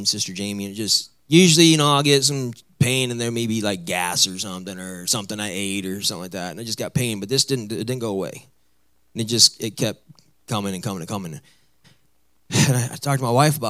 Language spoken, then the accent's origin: English; Midwest, United States; moved away; I come from the Midwest, so I come where people are normal and we talk normal and everything